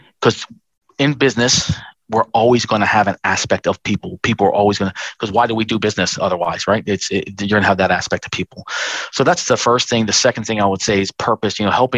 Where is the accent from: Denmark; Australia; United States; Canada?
Australia; but our future here as a country and as an Australian.